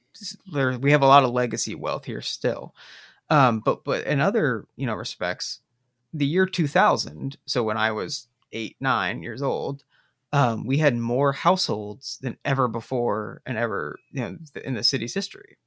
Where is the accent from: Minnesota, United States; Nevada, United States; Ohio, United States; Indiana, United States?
Indiana, United States; South Bend; growing up in the nineties in South Bend